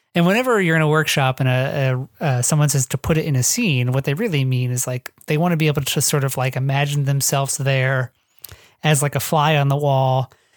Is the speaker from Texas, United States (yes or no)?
no; northwest Ohio, United States; moved away; I grew up in the northwest Ohio, which is sort of the flat, boring farmland part